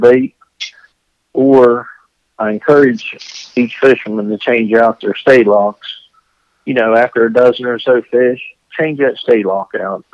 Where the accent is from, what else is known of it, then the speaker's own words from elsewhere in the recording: Jane Lew, West Virginia, United States; I'm from Jane Lou, West Virginia, which is a town of, well, we have no stoplights.